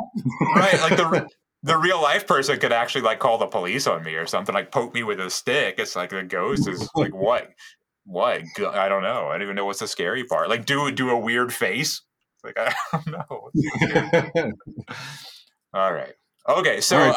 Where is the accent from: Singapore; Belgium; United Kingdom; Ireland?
United Kingdom; moved away as an adult; now in Richmond, United States; as being a British person who relocated to Richmond, Virginia was always interesting for me.